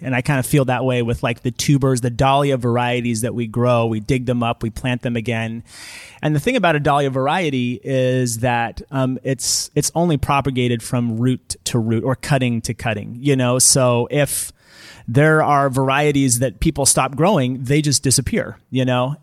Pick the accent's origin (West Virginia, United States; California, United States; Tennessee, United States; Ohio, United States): California, United States; Fremont; also born or lived in Oakland, California / Davis, California / Benicia, California; I was born over in Oakland, uh, and my family, we moved here to Niles when I was five. and, uh, spent my childhood here